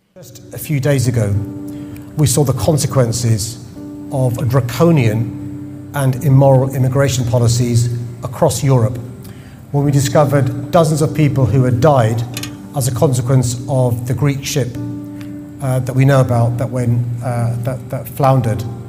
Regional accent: London, United Kingdom; I was born in London

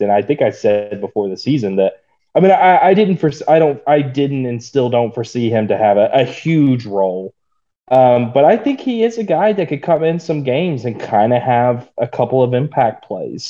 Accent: Stilwell, Oklahoma, United States; moved away; growing up in Stillwell, America, Stillwell, Oklahoma

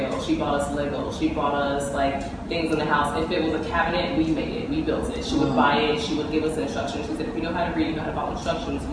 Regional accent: Miami, Florida, United States; I grew up in Miami, Florida

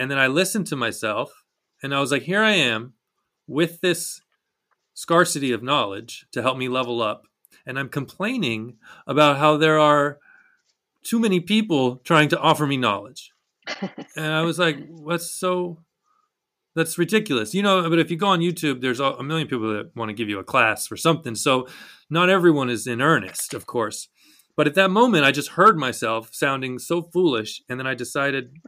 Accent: Texas, United States; I'm from Texas

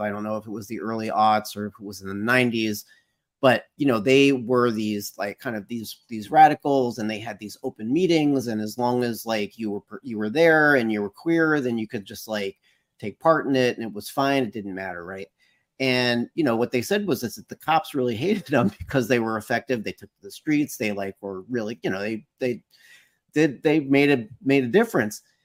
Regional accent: United States; I can speak as, as an American

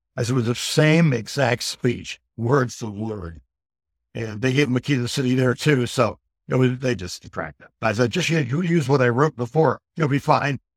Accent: Ohio, United States; moved away; also born or lived in Austin / Houston / Phoenix / Myrtle Beach; I'm originally from Ohio and, um, lived in Austin, Houston, Phoenix, Myrtle Beach

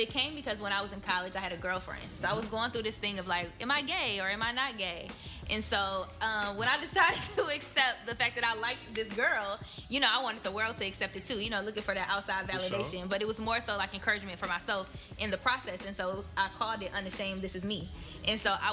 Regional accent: Benton Harbor, Michigan, United States; moved away; I am originally from Benton Harbor, Michigan, and I say Benton Harbor loud and proud

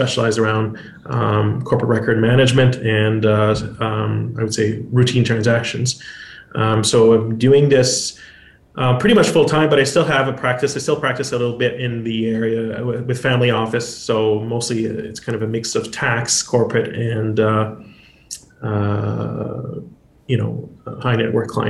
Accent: Quebec, Canada; moved away as an adult; also born or lived in Calgary / Ottawa; I'm originally from Calgary. I grew up in Quebec and moved out west after law school

